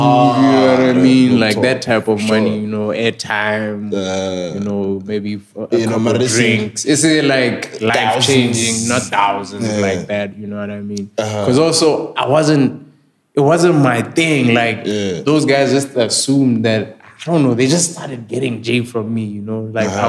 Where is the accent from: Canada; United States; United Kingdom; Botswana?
Botswana; I'm like, nigga, I'm from Bots.